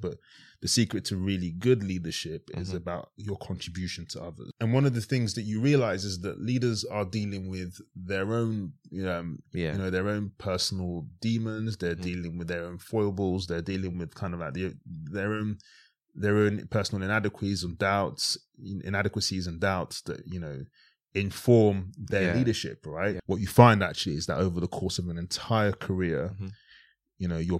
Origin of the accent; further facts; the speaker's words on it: Harlesden, London, United Kingdom; also born or lived in Worcestershire; went from growing up in Harlesden to going to boarding school in Worcestershire.